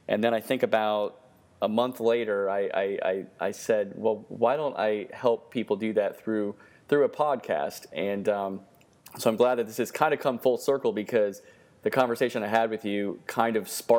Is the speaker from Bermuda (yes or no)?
no; Miami, Florida, United States; So we're glad to have you in my home state and Florida, and actually the city where I was born, Miami.